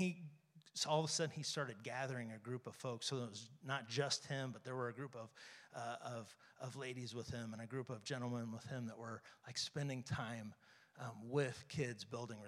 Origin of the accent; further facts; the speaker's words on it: St. Joseph, Missouri, United States; I grew up here in St. Joe.